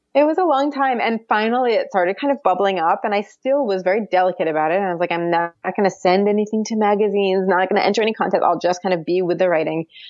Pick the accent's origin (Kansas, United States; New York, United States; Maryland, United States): Maryland, United States; Baltimore; moved away; also born or lived in Jerusalem; I'm not from the American South, but like I, I did grow up in, in a suburb of Baltimore.